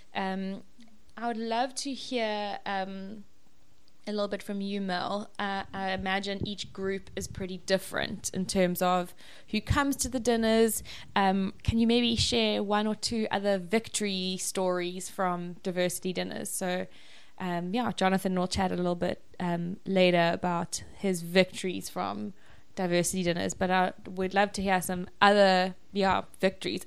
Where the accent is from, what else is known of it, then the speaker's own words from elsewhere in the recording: KwaZulu-Natal, South Africa; I'm also from Natal. Um, also grew up there.